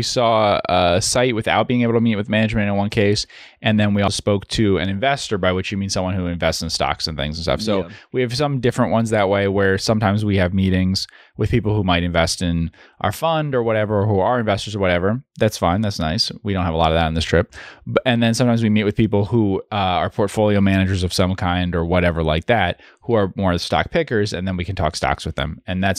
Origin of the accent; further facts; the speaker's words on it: New Jersey, United States; I'm from New Jersey, so West Virginia's not very far away from that side